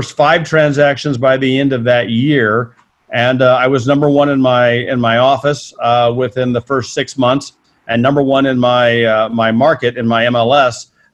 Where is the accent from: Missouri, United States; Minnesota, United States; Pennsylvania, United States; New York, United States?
Missouri, United States; moved away as an adult; also born or lived in St. Louis, Missouri / Santa Monica, California; I'm from Missouri, not the luxury capital of the world